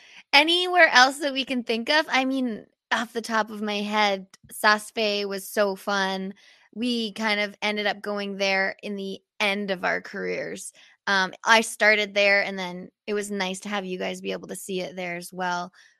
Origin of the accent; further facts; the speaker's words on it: Canada; being a Canadian athlete